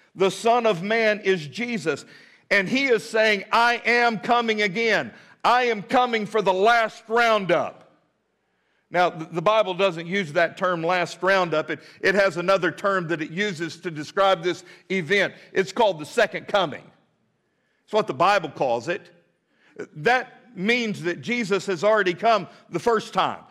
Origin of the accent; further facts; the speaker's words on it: Midland, Texas, United States; now in Fort Smith, United States; I grew up in Midland, Texas, always wanted to be a cowboy